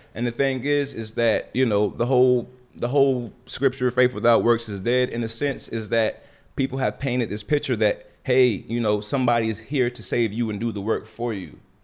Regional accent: Jacksonville, North Carolina, United States; moved away; I lived in, born in Jacksonville, which was a small military town, you know, had a very, very humble beginning

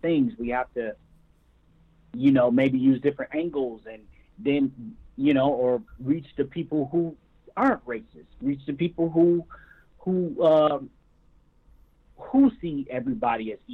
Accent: Michigan, United States; now in California, United States; growing up in Michigan

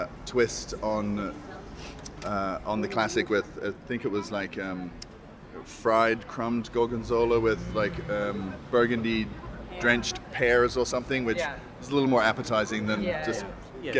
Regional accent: Argentina; I'm here with my wife, Anya. And my daughter Frida, and we come from all the way from Argentina.

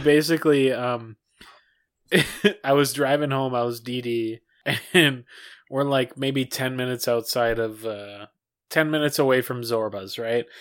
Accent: Minnesota, United States; from our, our home state

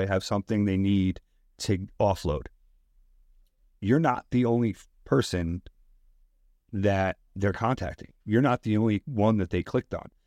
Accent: Westchester, New York, United States; now in Bronx, United States; I live in the Bronx. I grew up in Westchester

